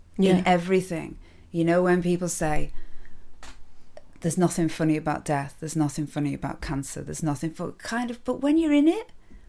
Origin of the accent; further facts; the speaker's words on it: Carlisle, North West England, United Kingdom; It's still in my accent. It doesn't matter how much Radio 4 tried to knock that out of me. It's still in there. I grew up in... I have to always try to be sensitive when I talk about Carlisle and Curragh